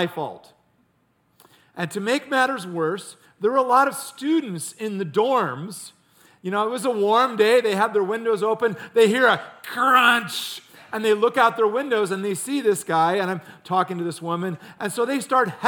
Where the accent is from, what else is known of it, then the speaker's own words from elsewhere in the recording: Ames, Iowa, United States; I grew up in Ames, Iowa